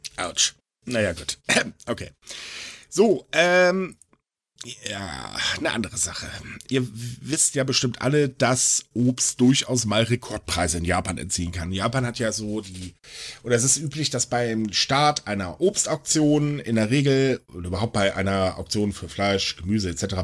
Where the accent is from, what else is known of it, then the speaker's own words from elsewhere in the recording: Germany; bei uns in Deutschland